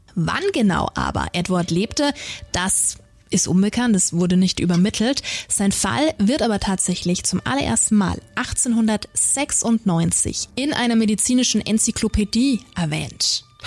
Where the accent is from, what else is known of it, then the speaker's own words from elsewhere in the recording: Nuremberg, Bavaria, Germany; hier bei uns in Nürnberg